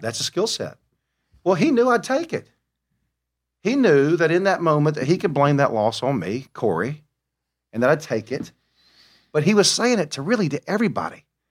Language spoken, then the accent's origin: English; Mobile, Alabama, United States; I am from Mobile, the, the womb of greatness, the birthplace of Mardi Gras